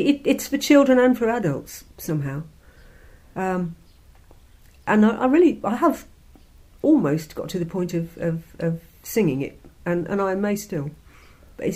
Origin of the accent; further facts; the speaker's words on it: Warwick, West Midlands, United Kingdom; I was born in Warwick in the Midlands of England